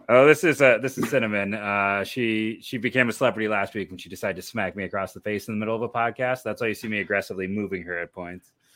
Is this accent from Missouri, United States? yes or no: no; Akron, Ohio, United States; born and raised in, in Akron